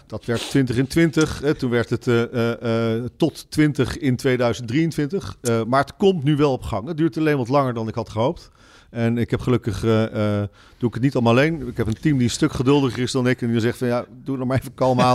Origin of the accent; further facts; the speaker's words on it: Netherlands; als Nederlander